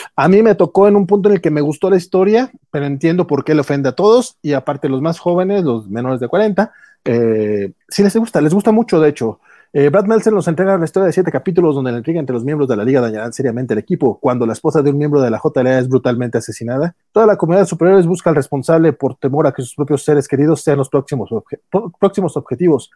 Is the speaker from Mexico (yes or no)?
yes; Mexico